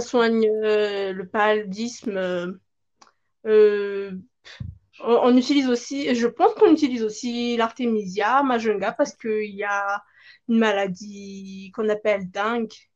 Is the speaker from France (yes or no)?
no; Madagascar; je viens de Madagascar